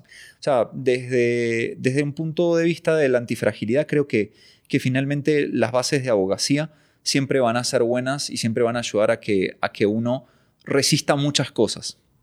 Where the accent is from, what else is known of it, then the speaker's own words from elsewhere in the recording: Lanús, Buenos Aires Province, Argentina; yo soy argentino, nací en provincia de Buenos Aires, Argentina, en Lanús, oriundo de Lanús.